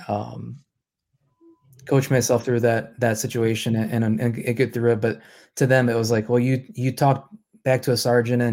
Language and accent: English; Holland, Michigan, United States; also born or lived in Manistee, Michigan; I was born and raised here in the Mitten State